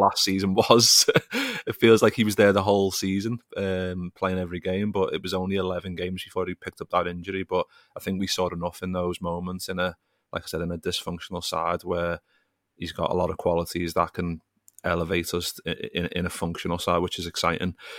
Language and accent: English; Liverpool, North West England, United Kingdom; growing up in Liverpool